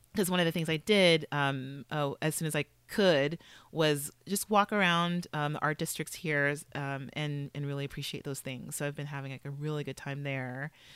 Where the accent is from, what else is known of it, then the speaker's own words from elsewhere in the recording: Los Angeles, California, United States; now in East Coast, United States; I grew up in Los Angeles